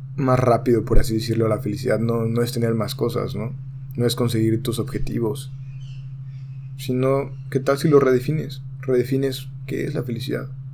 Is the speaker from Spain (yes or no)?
no; Mexico; hablo en mi país que es México